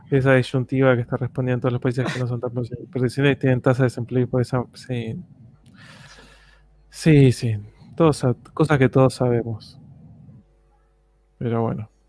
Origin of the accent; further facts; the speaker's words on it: Chile; Que no me amargo, yo soy chileno